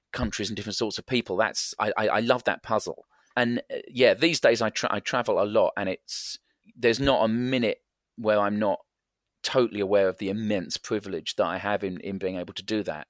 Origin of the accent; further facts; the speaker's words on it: England, United Kingdom; I am English